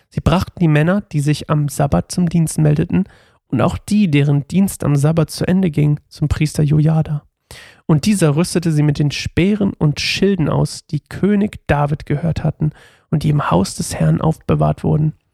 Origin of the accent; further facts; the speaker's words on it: Uelzen, Lower Saxony, Germany; Atalia, glaube ich, hieß mal ein Dönerladen bei uns in meiner Heimatstadt Uelzen, bei dem wir immer nachts wenn wir Party gemacht haben